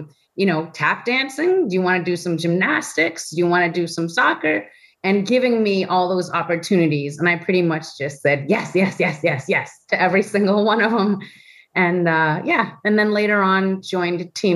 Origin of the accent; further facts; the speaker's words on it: Woodstock, New York, United States; I grew up in Woodstock, New York